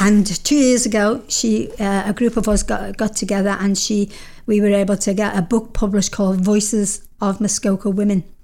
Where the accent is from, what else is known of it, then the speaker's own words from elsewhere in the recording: United Kingdom; now in Canada; being a Brit